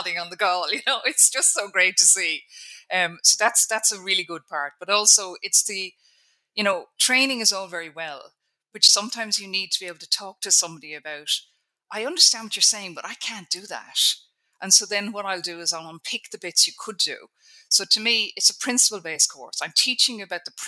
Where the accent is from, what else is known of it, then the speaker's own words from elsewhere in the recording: Ireland; I'm Irish at the end of the day. We're brought up by Catholics